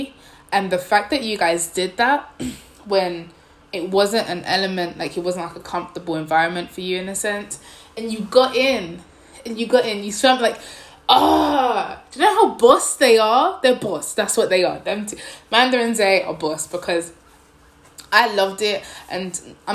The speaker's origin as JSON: {"language": "English", "region": "London", "country": "United Kingdom", "moved": "as an adult", "lives_now": "Nanjing, China", "said": "London. Where? East London."}